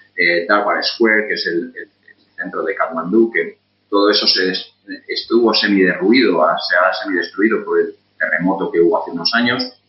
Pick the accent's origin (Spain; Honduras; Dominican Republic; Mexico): Spain; moved away as an adult; now in Qatar; como español y muy español eh, que soy, y muy orgulloso de ser español